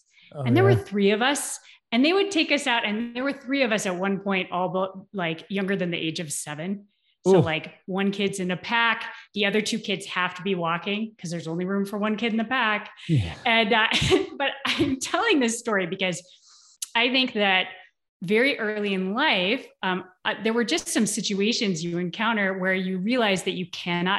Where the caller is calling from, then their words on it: Bend, Oregon, United States; I am calling in from Bend, Oregon currently.